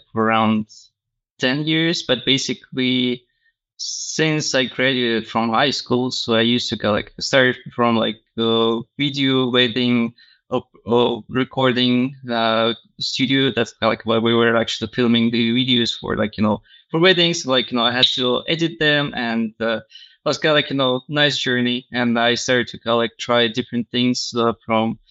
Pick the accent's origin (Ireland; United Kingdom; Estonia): Estonia; Tallinn, Harju County; moved away as an adult; also born or lived in Finland / Spain / Paris, France; in my hometown in Tallinn, Estonia.